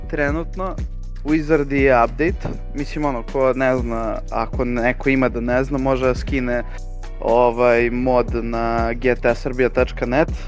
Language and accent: Croatian; Belgrade, Serbia; mi samo beograđani